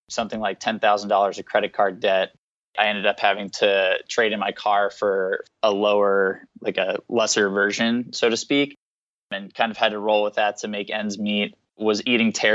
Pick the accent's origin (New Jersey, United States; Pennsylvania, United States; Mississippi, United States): New Jersey, United States; moved away as an adult; also born or lived in North Carolina; I grew up in New Jersey, actually, about an hour outside of New York City